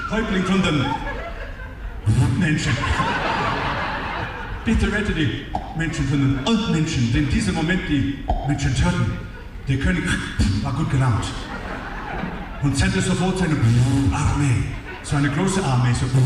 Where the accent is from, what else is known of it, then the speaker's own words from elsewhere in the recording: Australia; moved away; aus meinem Heimat, aus Australien